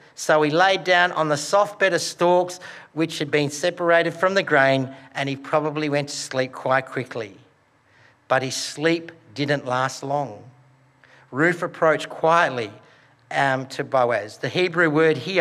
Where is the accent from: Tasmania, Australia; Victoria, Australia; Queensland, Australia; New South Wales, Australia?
New South Wales, Australia; Broken Hill; I grew up in Broken Hill